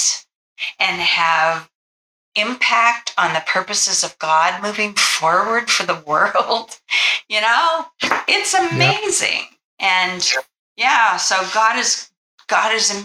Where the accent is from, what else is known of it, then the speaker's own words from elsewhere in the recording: United States; we assume as Americans